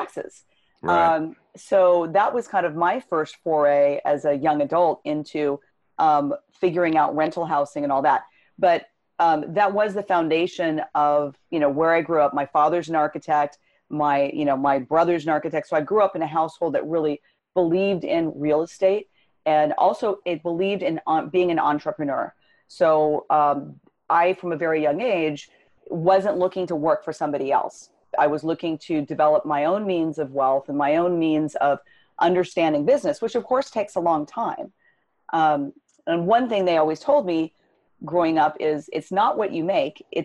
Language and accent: English; Los Angeles, California, United States; I grew up in Southern California, Los Angeles area